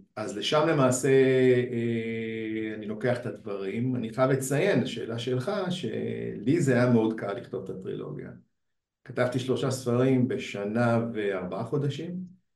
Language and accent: Hebrew; Beersheba, Southern District, Israel; אני מהדרום, אני מבאר שבע